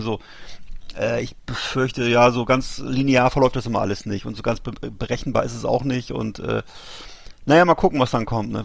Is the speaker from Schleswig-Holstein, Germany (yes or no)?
no; Bremerhaven, Bremen, Germany; aus meiner Heimatstadt Bremerhaven